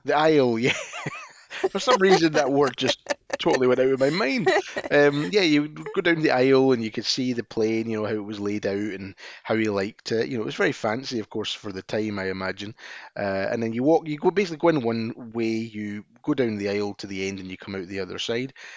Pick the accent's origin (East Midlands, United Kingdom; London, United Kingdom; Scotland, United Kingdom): Scotland, United Kingdom; being a Scotsman